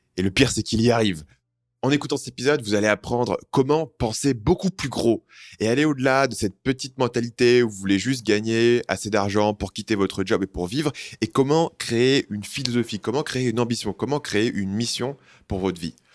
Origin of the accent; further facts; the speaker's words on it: France; moved away; je suis parti très tôt euh, à, l'étranger, donc euh, la langue, je la maîtrise. Par contre, tant euh, t'entends que je suis français